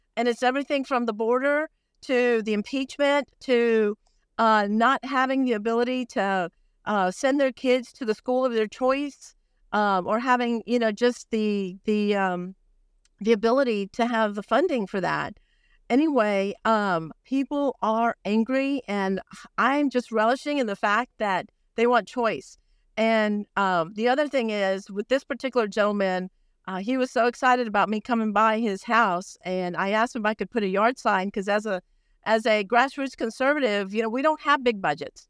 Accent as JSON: {"language": "English", "town": "Brownsville", "region": "Texas", "country": "United States", "tie": "born or raised there", "said": "I was born on the border. I was born in Brownsville, Texas"}